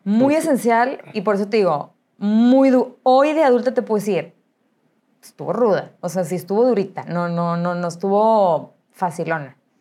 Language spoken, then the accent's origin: Spanish; Monterrey, Nuevo León, Mexico; Nací aquí en Monterrey, nací en La Conchita, o sea, tradicionalísimo de Monterrey